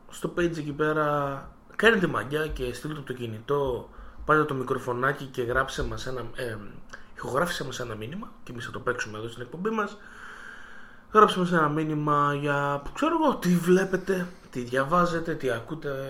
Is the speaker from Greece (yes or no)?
no; Cyprus; Είμαστε από Κυπρός.